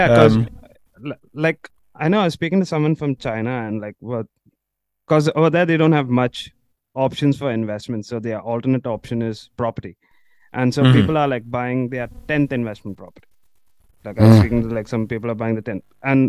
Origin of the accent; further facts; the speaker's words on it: India; Yeah, sort of, I guess, like in terms of population, I think we are similar there.